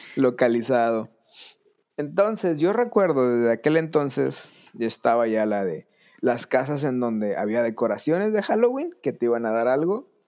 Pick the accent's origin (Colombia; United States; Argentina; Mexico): Mexico; southern Tamaulipas; desde que yo era niño, yo vivía en la parte norte de México, en el sur de Tamaulipas